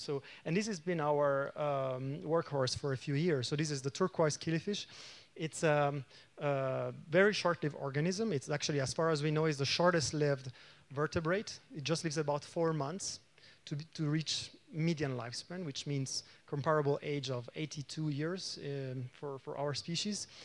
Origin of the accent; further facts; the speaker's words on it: Italy; now in Cologne, Germany; I come from Cologne, Germany, but I'm originally from, from Italy